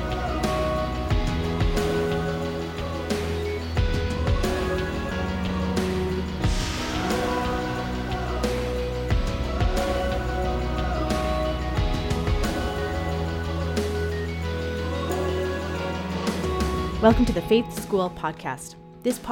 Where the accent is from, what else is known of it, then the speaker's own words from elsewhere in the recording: Canada; I'm actually Canadian.